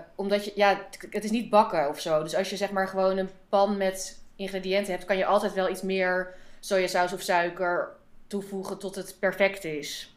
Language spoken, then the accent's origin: Dutch; Amsterdam, North Holland, Netherlands; uit Amsterdam